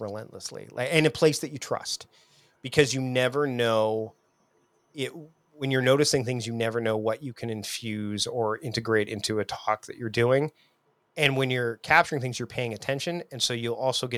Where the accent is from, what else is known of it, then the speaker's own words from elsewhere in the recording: Canada; I'm from Canada